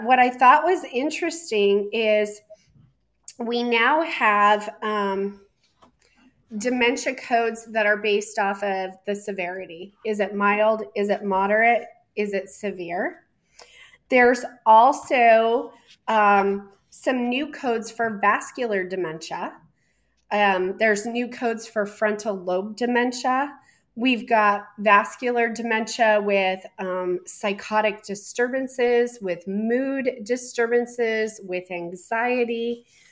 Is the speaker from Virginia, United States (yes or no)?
no; Colorado, United States; moved away; my home state of Colorado